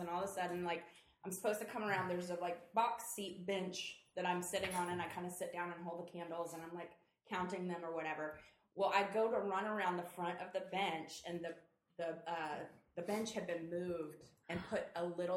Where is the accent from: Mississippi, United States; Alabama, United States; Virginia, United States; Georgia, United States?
Georgia, United States; Atlanta; I am from Atlanta, Georgia.